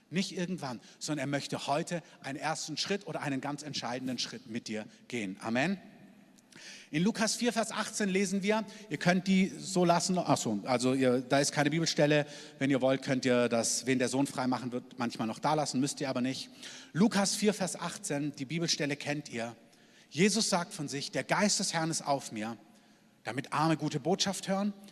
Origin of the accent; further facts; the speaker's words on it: Germany; dass wir als Deutsche, dass wir und alle, die dazugehören und dazugezogen sind